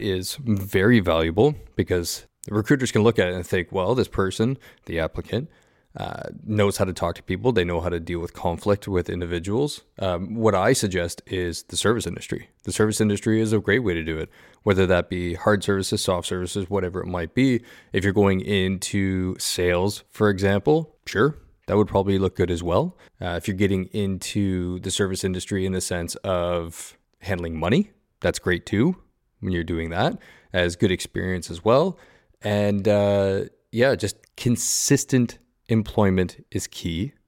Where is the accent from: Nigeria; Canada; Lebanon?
Canada; Southern Ontario; moved away; me growing up in Southern Ontario